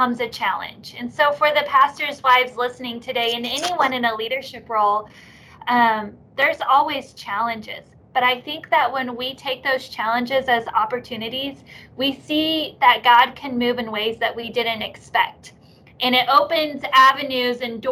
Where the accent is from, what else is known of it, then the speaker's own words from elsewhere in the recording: Oklahoma, United States; I am an Okie, born and raised. Love my state here in Oklahoma